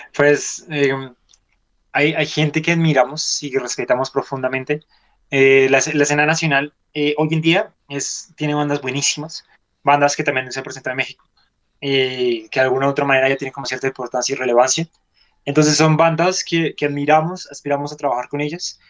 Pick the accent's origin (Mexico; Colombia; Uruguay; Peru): Colombia; En este país llevamos más de 50 años con una guerra interna